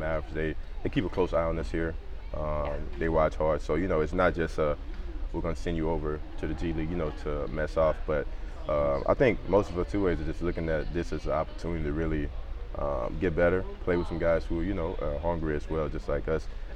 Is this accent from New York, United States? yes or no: no; Baton Rouge, Louisiana, United States; moved away as an adult; now in Frisco, United States; I grew up in Baton Rouge, Louisiana.